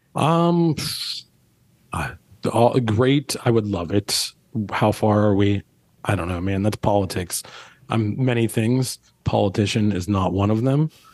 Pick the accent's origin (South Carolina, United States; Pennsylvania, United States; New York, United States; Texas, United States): Pennsylvania, United States; Pittsburgh; now in New Orleans, United States; we grew up in Pittsburgh